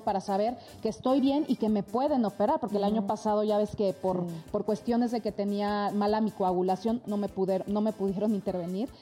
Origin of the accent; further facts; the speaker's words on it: Mexico; muchos mexicanos más que nos honran